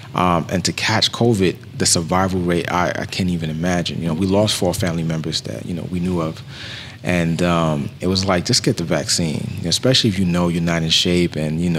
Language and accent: English; Bronx, New York, United States; And I'm from New York, too, as well.